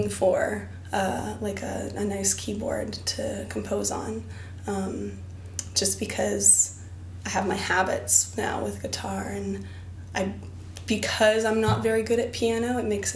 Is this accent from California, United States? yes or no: yes; Berkeley, California, United States; also born or lived in Boston; the oldest capoeira school in my hometown, Berkeley